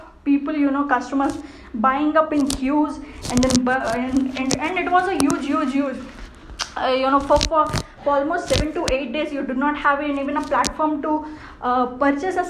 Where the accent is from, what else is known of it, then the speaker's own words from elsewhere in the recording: India; being an Indian, being in India